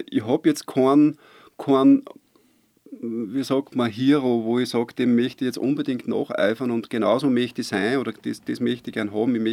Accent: Waidhofen an der Ybbs, Lower Austria, Austria; born there; Ich bin gebürtig aus Weidhofen an der Ibs, bin gebürtiger Niederösterreicher, aber natürlich mittlerweile ist das Seerland meine Heimat, überhaupt keine Frage.

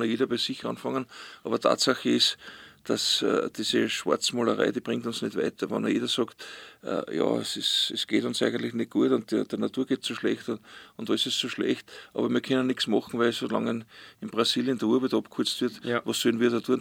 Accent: Ausseerland, Styria, Austria; bin ich auf See aufgewachsen

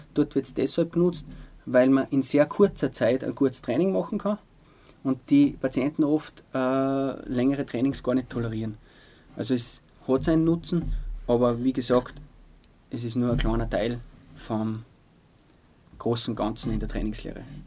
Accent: Altaussee, Styria, Austria; now in Altmünster, Austria; Oldaussee ist meine Heimat.

